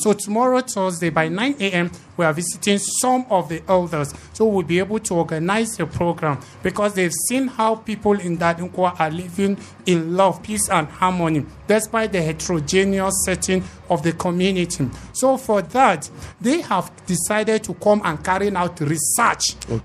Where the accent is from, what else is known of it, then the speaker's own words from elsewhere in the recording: Nigeria; also born or lived in Dadin Kowa, Plateau; we are one Nigerian and we are staying in Plateau